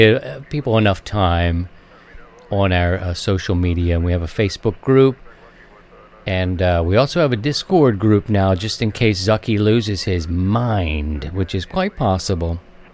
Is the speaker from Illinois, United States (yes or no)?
no; Baltimore, Maryland, United States; another Marylander, my home state, born and raised in Baltimore